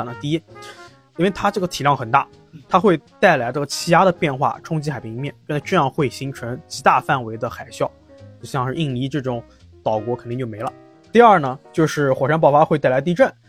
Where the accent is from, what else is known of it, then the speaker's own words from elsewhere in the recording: Nanjing, Jiangsu, China; 其实作为一个南京人，就已经不太希望能，就不太想看到这些观点了。